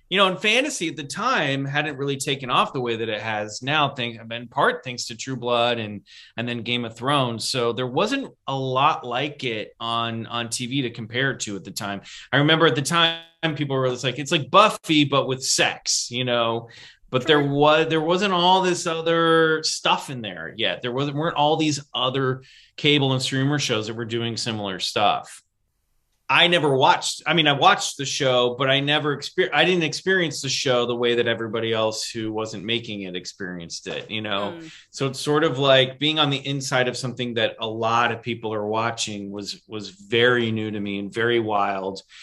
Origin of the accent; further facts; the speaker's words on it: Midwest, United States; look, I'm the guy from the Midwest.